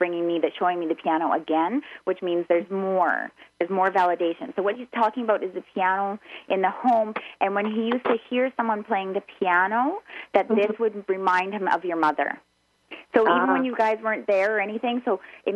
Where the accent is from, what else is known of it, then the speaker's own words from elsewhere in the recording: Canada; I'm a Canadian